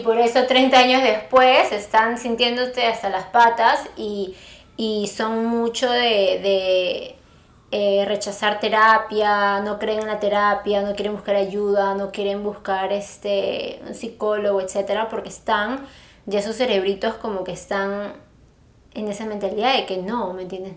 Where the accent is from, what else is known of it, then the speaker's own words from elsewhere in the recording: Peru; tú y yo que somos peruanas